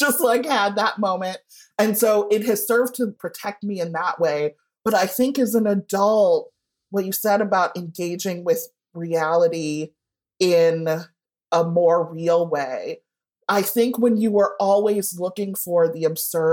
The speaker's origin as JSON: {"language": "English", "town": "Evanston", "region": "Illinois", "country": "United States", "tie": "born or raised there", "said": "I grew up in Evanston, which is just north of Chicago"}